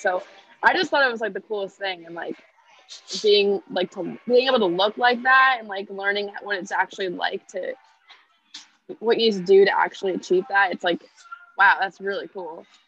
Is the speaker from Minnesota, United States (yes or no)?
no; Connecticut, United States; also born or lived in Tennessee; I am from Connecticut. I've lived here almost my whole life